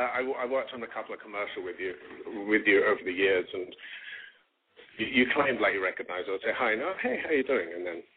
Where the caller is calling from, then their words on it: Los Angeles, California, United States; I'm calling from Los Angeles. I'm 42.